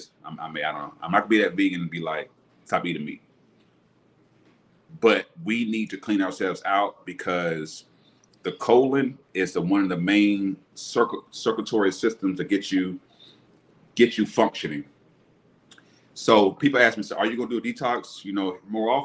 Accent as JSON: {"language": "English", "region": "Alabama", "country": "United States", "tie": "born or raised there", "also_born_or_lived": "Tampa, Florida", "said": "I'm back in my hometown, Alabama"}